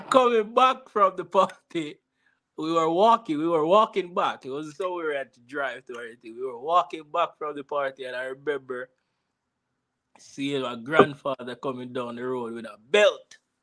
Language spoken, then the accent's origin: English; Jamaica; now in United States; growing up in Jamaica